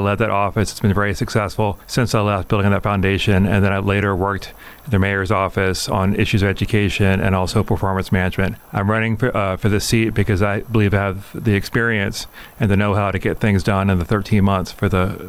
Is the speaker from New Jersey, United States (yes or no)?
no; Chapel Hill, North Carolina, United States; also born or lived in Providence, Rhode Island / Washington, D.C. / New York / Cambridge, Massachusetts; now in Richmond, United States; I live in Burr Park. I've been here 14 years, I'm a professor at the University of Richmond. I grew up in Chapel Hill, North Carolina